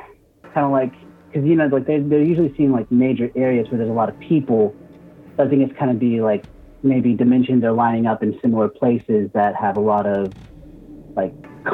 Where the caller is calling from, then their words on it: Beaufort, South Carolina, United States; I'm calling from Beaufort, South Carolina.